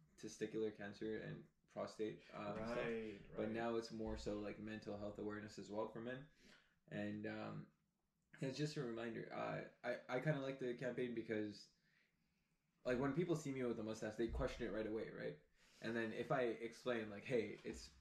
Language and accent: English; Toronto, Ontario, Canada; We are both from the Toronto area